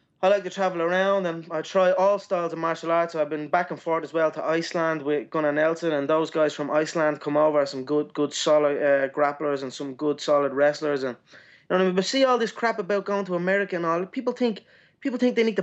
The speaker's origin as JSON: {"language": "English", "town": "Dublin", "region": "Leinster", "country": "Ireland", "tie": "born or raised there", "said": "my hometown"}